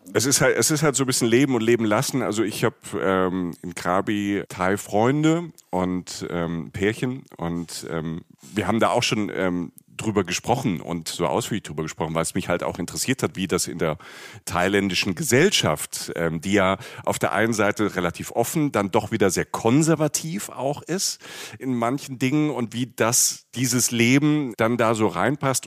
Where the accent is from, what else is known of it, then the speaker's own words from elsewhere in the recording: Germany; als Deutscher